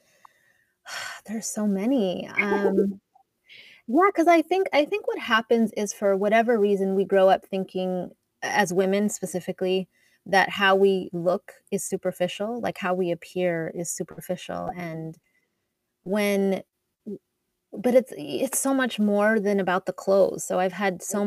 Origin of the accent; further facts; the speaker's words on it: Edmonton, Alberta, Canada; moved away as an adult; also born or lived in Toronto; I'm Canadian, and um, I grew up in in Edmonton, Alberta, but I went to school in Toronto